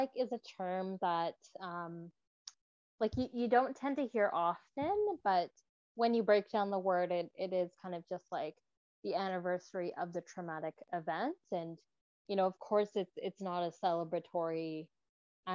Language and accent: English; Vancouver, British Columbia, Canada; I have been born and raised in Vancouver